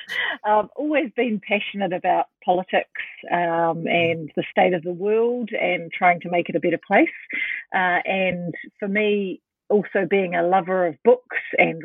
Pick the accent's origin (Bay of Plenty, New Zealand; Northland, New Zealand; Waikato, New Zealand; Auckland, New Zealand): Bay of Plenty, New Zealand; Te Arawa and Ngāti Awa iwi, Bay of Plenty / Central North Island, New Zealand; I'm from Te Arawa Engatawa, which are iwi in the Bay of Plenty / Central North Island of Aotearoa, New Zealand.